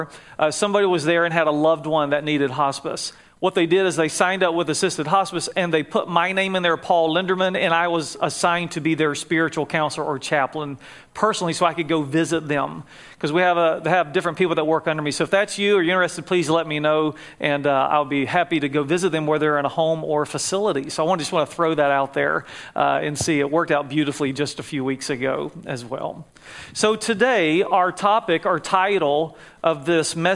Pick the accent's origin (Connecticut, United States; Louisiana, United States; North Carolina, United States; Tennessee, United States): North Carolina, United States; accent: Southern; moved away as an adult; also born or lived in Jacksonville, Florida; now in California, United States; When I was 2 years old, we moved up to North Carolina, and that's where I grew up, acquired this Southern accent that will not leave me